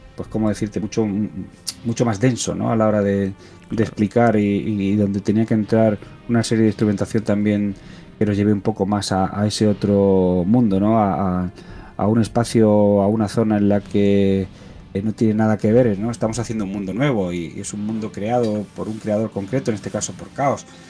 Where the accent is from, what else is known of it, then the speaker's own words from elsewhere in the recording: Cúllar, Andalusia, Spain; moved away; also born or lived in Talavera de la Reina, Spain; soy un andaluz también